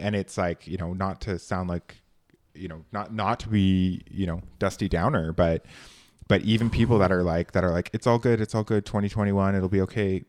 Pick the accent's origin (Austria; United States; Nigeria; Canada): Canada; It is not tough being a Canadian.